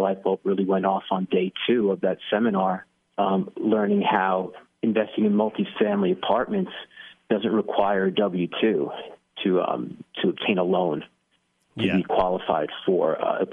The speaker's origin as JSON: {"language": "English", "region": "New York", "country": "United States", "tie": "born or raised there", "moved": "as an adult", "lives_now": "North Carolina, United States", "said": "I grew up in New York, middle-class family"}